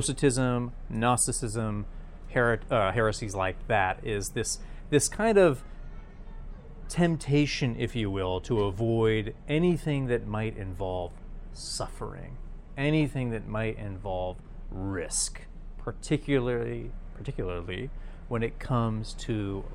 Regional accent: New York, United States; I'm from New York.

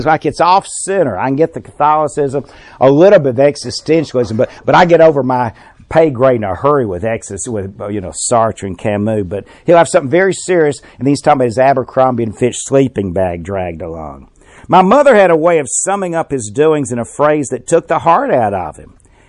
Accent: Birmingham, Alabama, United States; I was raised in Inslee near Birmingham. Well, I identified there when I was a little one out there near Forest Park.

